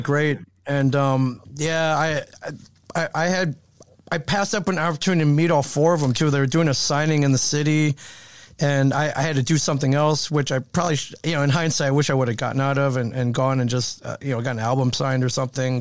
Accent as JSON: {"language": "English", "region": "Michigan", "country": "United States", "tie": "born or raised there", "said": "I, I grew up in Michigan"}